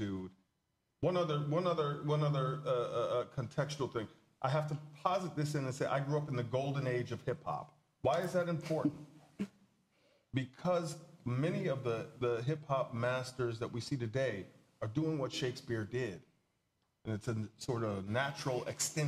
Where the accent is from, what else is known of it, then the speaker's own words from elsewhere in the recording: the South, United States; I grew up in the South. I was, a young black man growing up in the South